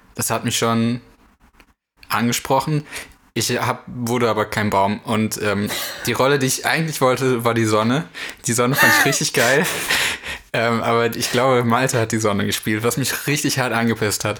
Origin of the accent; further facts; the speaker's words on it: North Rhine-Westphalia, Germany; ich komme aus NRW.